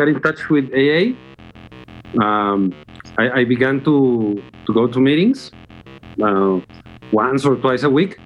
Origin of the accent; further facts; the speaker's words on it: Guadalajara, Jalisco, Mexico; English is a second language; my hometown, which is Guadalajara